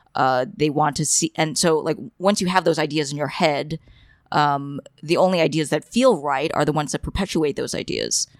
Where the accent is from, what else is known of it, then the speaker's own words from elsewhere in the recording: New York, United States; growing up in New York and, uh, attending Asian cram schools